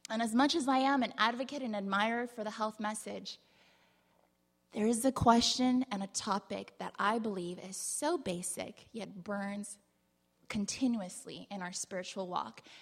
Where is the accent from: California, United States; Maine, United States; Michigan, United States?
California, United States; San Diego; I grew up in San Diego, kind of, sort of, but not really.